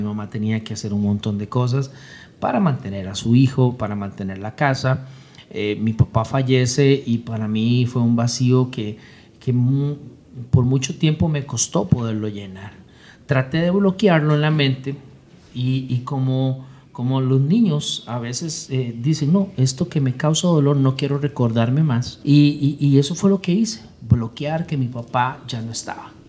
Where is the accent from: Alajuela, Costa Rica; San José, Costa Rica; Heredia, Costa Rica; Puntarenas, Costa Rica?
San José, Costa Rica; yo nací en San José, Costa Rica.